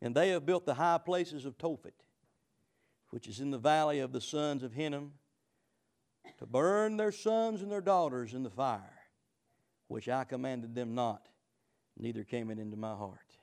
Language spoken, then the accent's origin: English; United States; I'm an American, I'm free